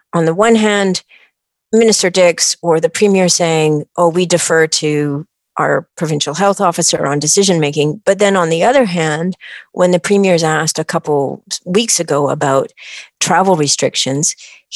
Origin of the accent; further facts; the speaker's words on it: British Columbia, Canada; I'm a British Columbian